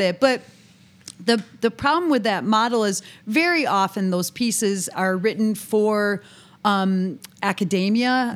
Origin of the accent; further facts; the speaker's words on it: near Buffalo, New York, United States; I'm born and raised near Buffalo, New York